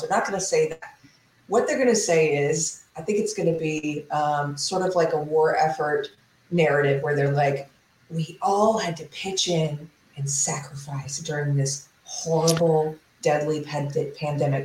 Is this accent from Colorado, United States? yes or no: no; South Carolina, United States; now in Texas, United States; I'm from South Carolina.